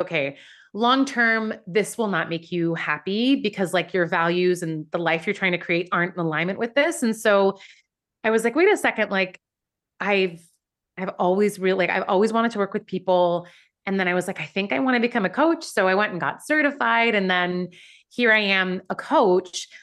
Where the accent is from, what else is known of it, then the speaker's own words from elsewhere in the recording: Vancouver, British Columbia, Canada; moved away as an adult; also born or lived in Iran; now in New York, United States; where I grew up in Vancouver